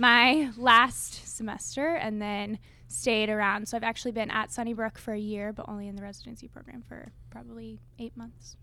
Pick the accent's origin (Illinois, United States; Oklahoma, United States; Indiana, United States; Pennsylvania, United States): Oklahoma, United States; Tulsa; I'm from the Tulsa area. I grew up there